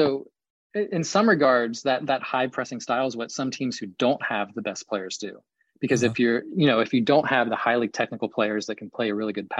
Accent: Columbus, Ohio, United States; I grew up in Columbus

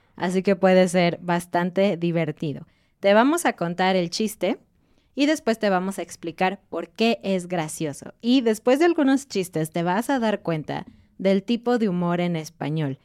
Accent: Mexico; como mexicanos en particular

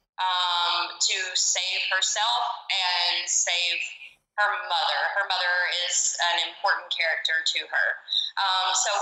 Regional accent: the South, United States; growing up in the South and in this impoverished community

